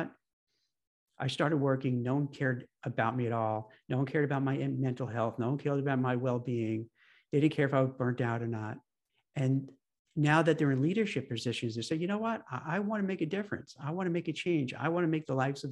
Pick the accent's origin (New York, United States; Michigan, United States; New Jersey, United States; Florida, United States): New York, United States; the New York cynic in me, because I grew up in New York